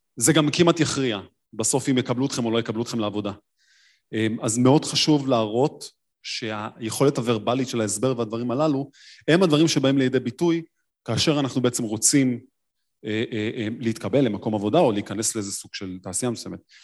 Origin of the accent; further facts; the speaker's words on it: Tel Aviv, Tel Aviv District, Israel; אני תל אביבי